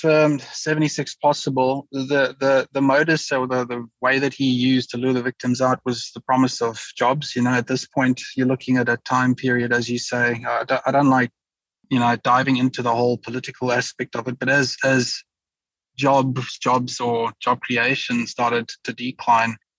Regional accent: Pretoria, Gauteng, South Africa; So it's my hometown, in other words, as well, Pretoria City, the Pretoria area in general

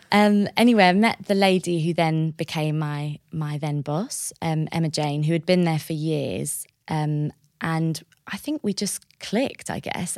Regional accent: Bishop's Stortford, East of England, United Kingdom; also born or lived in Paris, France; I grew up on the border of Hertfordshire and Essex in a town called Bishop Stortford

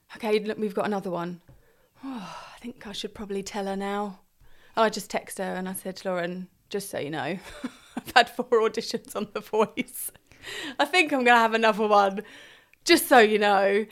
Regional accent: Crowborough, South East England, United Kingdom; also born or lived in Hartfield; I grew up in Crowborough

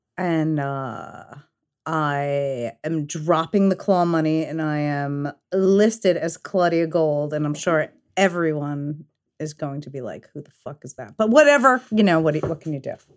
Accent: New York City, New York, United States; also born or lived in Long Island; I'm originally from Fresh Meadows, Queens.

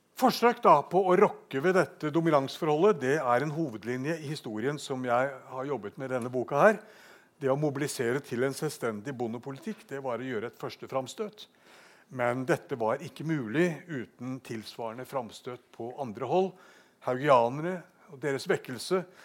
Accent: Bergen, Vestland, Norway; Bergen det er min hjemby

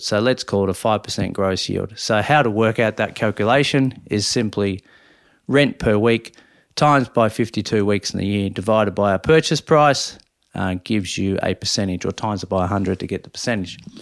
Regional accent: Minyip, Victoria, Australia; born or raised there; moved away

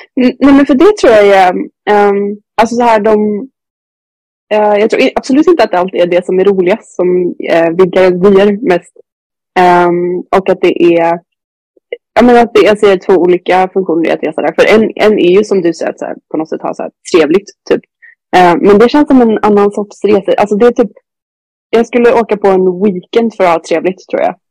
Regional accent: Sweden; hemma i Sverige

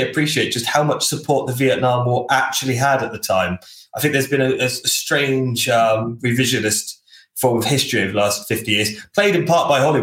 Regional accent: United Kingdom; we're British

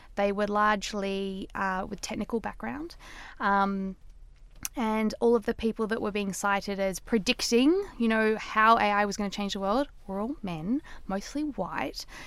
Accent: Australia; I'm Australian, I say data

